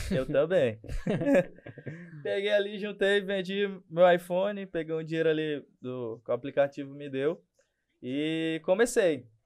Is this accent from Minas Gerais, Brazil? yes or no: no; Marabá, Pará, Brazil; sou daqui de Marabá, sou o fundador do Bora 94, aplicativo local de mobilidade urbana.